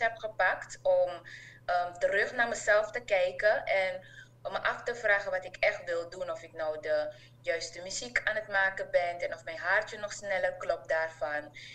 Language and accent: Dutch; Suriname; also born or lived in Enschede, Netherlands / Hengelo, Netherlands; now in Netherlands; wij hadden elkaar als Surinamers in ehm, eh, Nederland